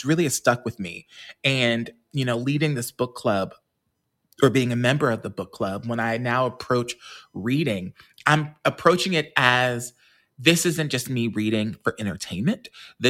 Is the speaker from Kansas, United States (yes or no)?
yes; Kansas, United States; We had that in Kansas